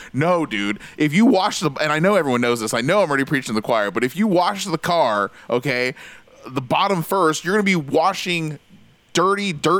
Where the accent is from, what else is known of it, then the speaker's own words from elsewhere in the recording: United States; as an American